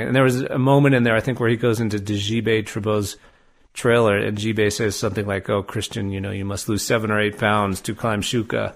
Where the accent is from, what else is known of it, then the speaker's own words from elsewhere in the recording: Albuquerque, New Mexico, United States; moved away; I grew up in Albuquerque